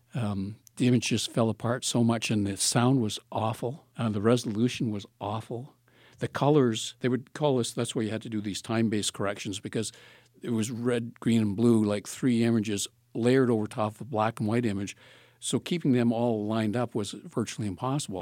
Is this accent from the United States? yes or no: no; Palgrave, Ontario, Canada; now in Thunder Bay, Canada